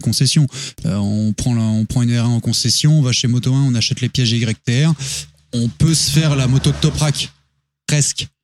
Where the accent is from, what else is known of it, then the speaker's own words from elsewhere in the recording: France; région d'où je viens, à côté de la Belgique